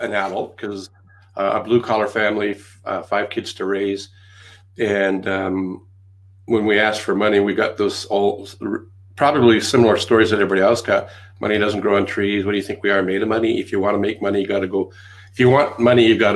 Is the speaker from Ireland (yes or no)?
no; Canada; accent: Canadian; also born or lived in England; Several decades ago, brought over to Canada